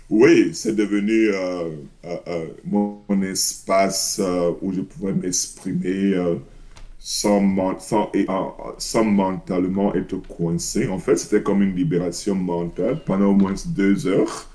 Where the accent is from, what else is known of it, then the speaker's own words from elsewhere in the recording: Cameroon; moved away; J'ai grandi au Cameroun, je suis né au Cameroun